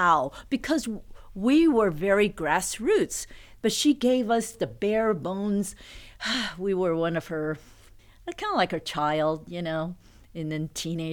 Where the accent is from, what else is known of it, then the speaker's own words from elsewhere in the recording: United States; I'm an American, Chinese American daughter